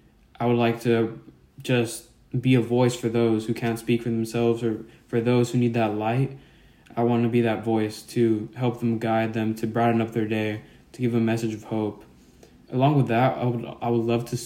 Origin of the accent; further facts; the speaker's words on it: Norwalk, California, United States; I'm from Norwalk, California.